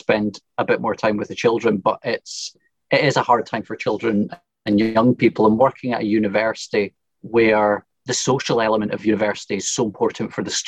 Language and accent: English; Perth, Scotland, United Kingdom; also born or lived in Dundee / Brussels; I grew up in Perth, which is a great place to grow up